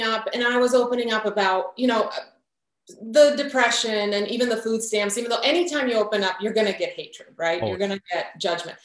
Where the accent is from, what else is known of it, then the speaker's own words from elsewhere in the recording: Croatia; moved away; I'm from Croatia. My whole family was in Croatia